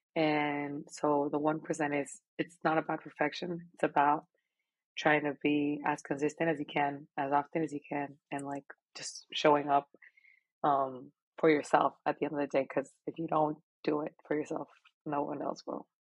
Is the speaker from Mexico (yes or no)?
yes; Monterrey, Nuevo León, Mexico; moved away as an adult; now in Austin, United States; I was born and raised in Monterrey, Mexico